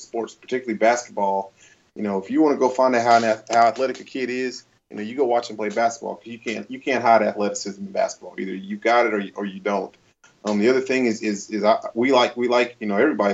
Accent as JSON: {"language": "English", "town": "Wichita Falls", "region": "Texas", "country": "United States", "tie": "born or raised there", "said": "where I grew up in Wichita Falls, Texas"}